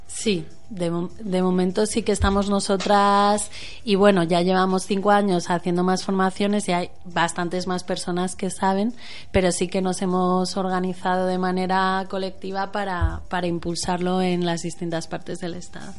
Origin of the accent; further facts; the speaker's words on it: San Sebastián de los Reyes, Community of Madrid, Spain; moved away; yo soy originariamente de San Sebastián de los Reyes